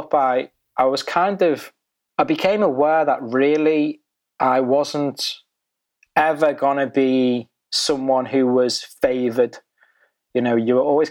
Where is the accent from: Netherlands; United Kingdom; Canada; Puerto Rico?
United Kingdom; the Wirral, North West England; We grew up in a very predominantly white British community called the Wirral